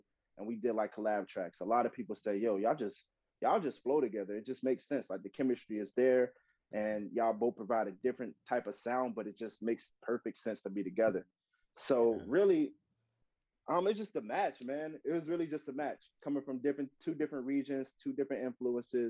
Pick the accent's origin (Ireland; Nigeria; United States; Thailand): United States; South Florida; I'm from South Florida